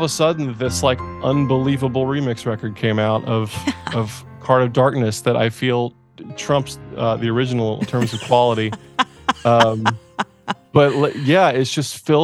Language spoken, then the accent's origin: English; east of Charlotte, rural North Carolina, United States; moved away as an adult; also born or lived in Asheville, North Carolina; now in California, United States; I grew up in rural North Carolina, east of Charlotte, like about an hour